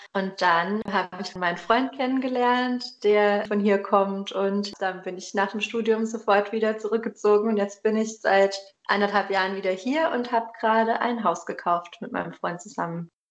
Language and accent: German; Germany; moved away as an adult; aus meinem Leben in Deutschland, also so, da, wo ich aufgewachsen bin